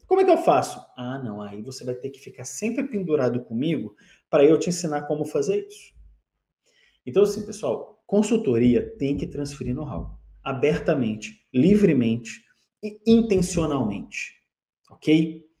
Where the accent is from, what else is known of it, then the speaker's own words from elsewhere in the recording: Brasília, Federal District, Brazil; eu sou de, eu sou de lá, né? eu sou natural de Brasília.